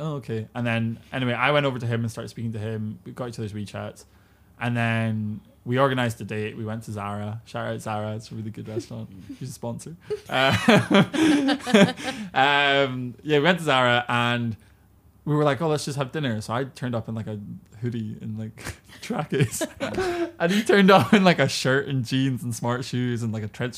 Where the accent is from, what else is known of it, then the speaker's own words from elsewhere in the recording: United Kingdom; now in China; me as a British person